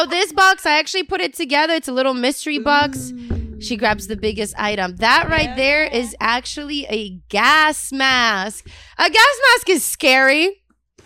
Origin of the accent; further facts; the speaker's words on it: Ukraine; moved away; also born or lived in Colorado; being in Ukraine, being raised, born and raised in Ukraine